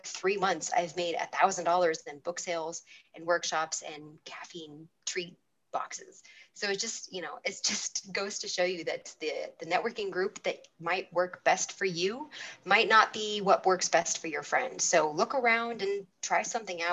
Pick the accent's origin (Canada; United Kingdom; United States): United States; California; California is my home state